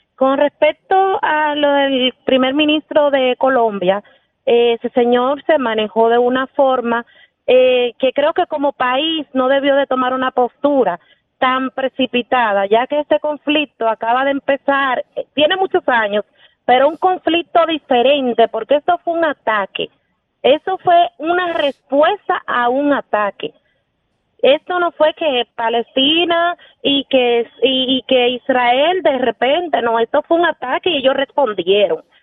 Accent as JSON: {"language": "Spanish", "country": "Dominican Republic", "said": "nosotros como dominicanos"}